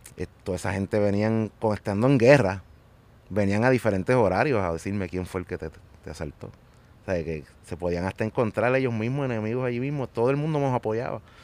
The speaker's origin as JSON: {"language": "Spanish", "town": "Carolina", "country": "Puerto Rico", "said": "de Carolina"}